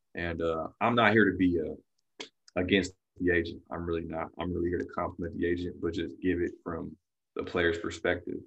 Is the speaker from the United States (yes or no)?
yes; California, United States; I'm from California